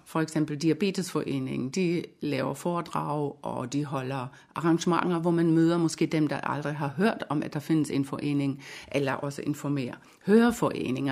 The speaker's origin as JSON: {"language": "Danish", "country": "Germany", "second_language": "Danish", "moved": "as an adult", "lives_now": "Denmark", "said": "Jeg har jo en lille accent, det kan jeg ikke øh, nægte, jeg har. Jeg er nemlig en øh, væskeægte tysker. Så jeg kom til, til Danmark i 1989"}